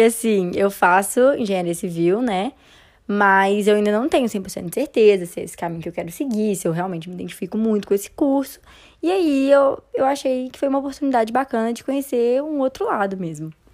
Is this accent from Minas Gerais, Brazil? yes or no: yes; Belo Horizonte, Minas Gerais, Brazil; moved away as an adult; now in Campinas, Brazil; sou de BH, assim, passei a maior parte da minha vida em BH